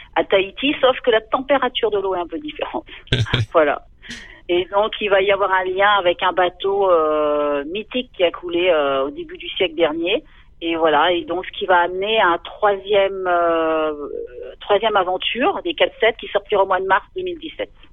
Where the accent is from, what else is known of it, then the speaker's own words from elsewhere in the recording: Concarneau, Brittany, France; also born or lived in Quimper; je suis originaire de Concarneau donc euh, une station balnéaire de, de, Bretagne. Et euh, donc j'ai vécu là-bas et puis à Quimper aussi